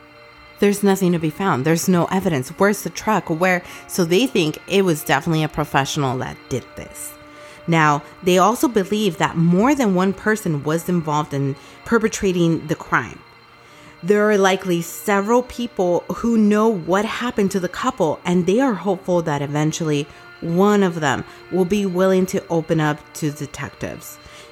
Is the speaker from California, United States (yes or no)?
yes; California, United States; we are from California.